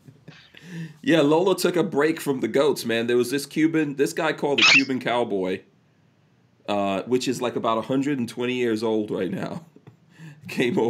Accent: Guyana; moved away; also born or lived in Nigeria; I was born in Guyana

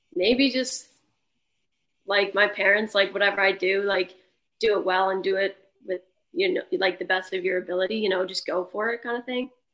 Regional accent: Prince Edward Island, Canada; also born or lived in Souris (ASR 'Surrey'), Prince Edward Island; I just stayed here. I played midget AAA growing up

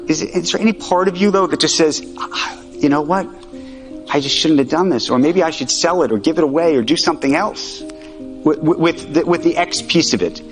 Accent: United States; I'm an American Jew

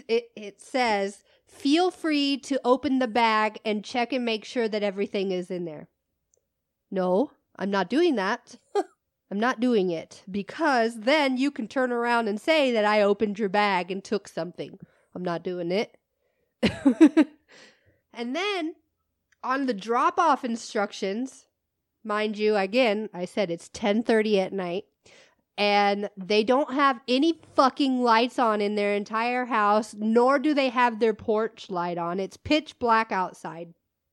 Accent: Midwest, United States; now in Southwest, United States; we are from the Midwest. I used to live in the Midwest, but now I live in the Southwest, which is totally different, right?

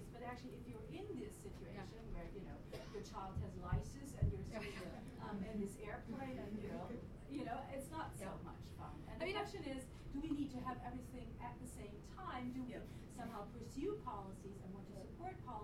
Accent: Germany; I'm from West Germany, so from one country.

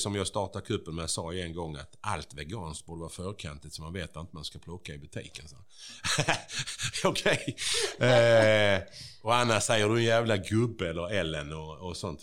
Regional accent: Bjäre, Skåne, Sweden; jag är ju från Bjära

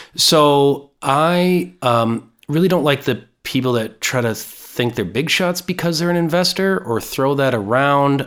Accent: Minnesota, United States; I'm born and raised in Minnesota

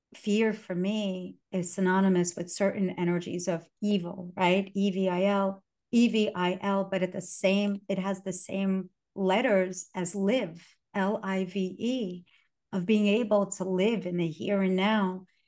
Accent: New York City, New York, United States; English is a second language; And I, English was my sixth language. And I was born here. I was born in Brooklyn

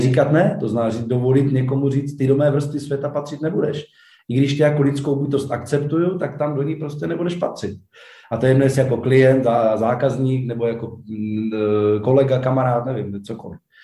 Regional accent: Czechia; jsme se narodili v Česku.

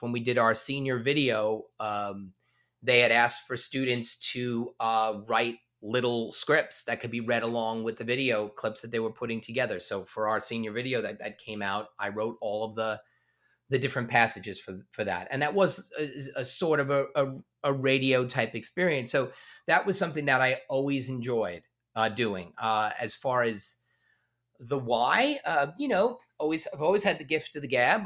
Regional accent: Long Island, New York, United States; accent: Long Island; get as much of the Long Island out of my speech patterns

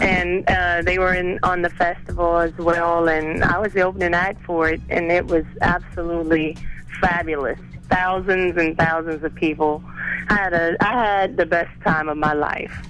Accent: Texas, United States; also born or lived in South Florida; now in Florida, United States; I'm actually a Texas girl, though. I grew up in Texas

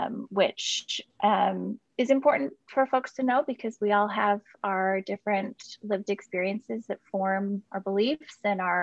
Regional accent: Portland, Oregon, United States; also born or lived in Southern California; I'm born and raised in Portland, Oregon. Grew up here and lived in Southern California for about 15 years for school and then ended up moving back.

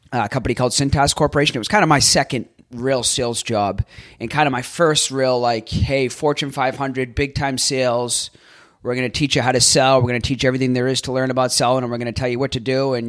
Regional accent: Boston, Massachusetts, United States; moved away as an adult; now in Tampa, United States; growing up in Boston in the Northeast

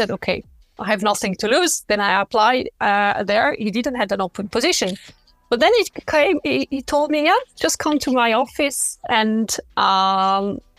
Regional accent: French part of Switzerland, Romandy, Switzerland; first language French; English is a second language; moved away as an adult; I grew up in the French part of Switzerland, but I started my career in the German part

